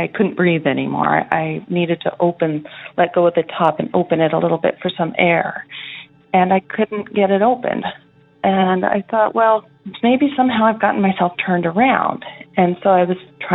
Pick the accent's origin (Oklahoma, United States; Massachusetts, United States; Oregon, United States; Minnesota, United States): Oregon, United States; I'm from Oregon.